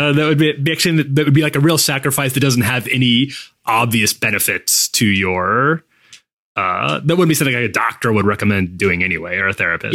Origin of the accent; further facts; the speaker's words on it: Midwest, United States; moved away; also born or lived in Chicago; I grew up in in the Midwest